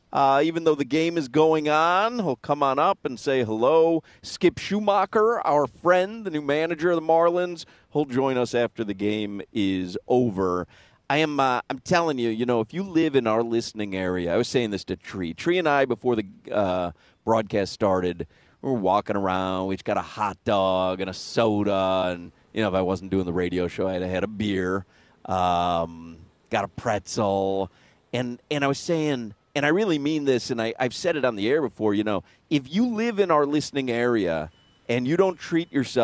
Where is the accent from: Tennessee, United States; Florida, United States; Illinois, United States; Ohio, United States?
Illinois, United States; Chicago; It meant a little more when I was growing up in Chicago.